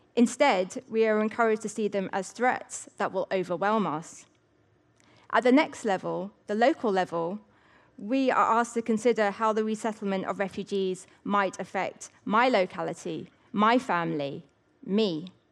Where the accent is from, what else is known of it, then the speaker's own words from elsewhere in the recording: England, United Kingdom; I am English, yet not fully.